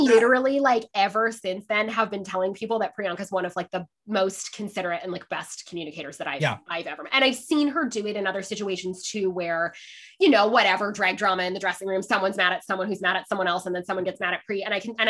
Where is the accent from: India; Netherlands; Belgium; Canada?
Canada; also born or lived in England / Scotland; So I am Canadian. But we did so many postings that like I lived in almost all of the provinces. And then we also did postings in England and Scotland when I was a child, which I loved.